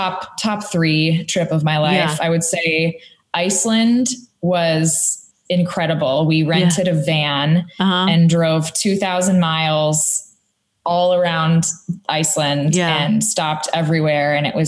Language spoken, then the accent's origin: English; New York, United States; moved away as an adult; now in Nashville, United States; I was born in New York